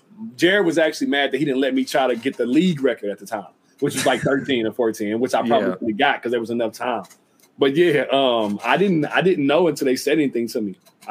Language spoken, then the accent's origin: English; Utah, United States; I come from Utah.